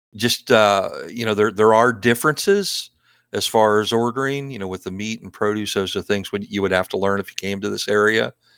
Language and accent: English; East Coast, United States; also born or lived in Maryland / Oregon; I'm, I'm from the East Coast